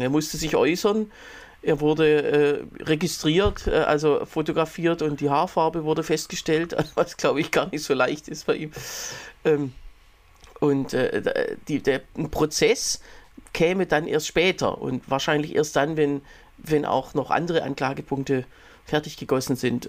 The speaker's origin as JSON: {"language": "German", "country": "Germany", "said": "bei uns in Deutschland"}